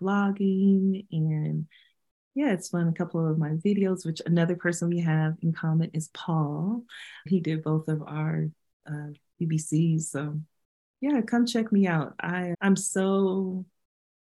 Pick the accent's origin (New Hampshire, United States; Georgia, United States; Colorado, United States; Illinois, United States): Colorado, United States; Denver; I grew up in Denver, I'm two blocks from City Park